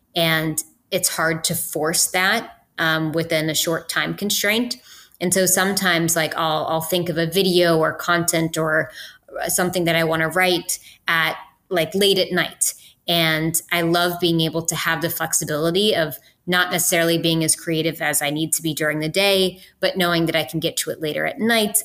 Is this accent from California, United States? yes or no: no; West Virginia, United States; moved away as an adult; I went to West Virginia University because I'm from West Virginia